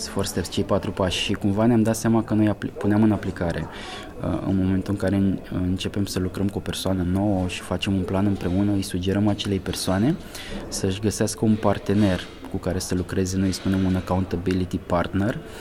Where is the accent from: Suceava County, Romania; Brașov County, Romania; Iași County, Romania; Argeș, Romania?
Argeș, Romania; moved away as an adult; now in Bucharest, Romania; sunt din Argeș de fel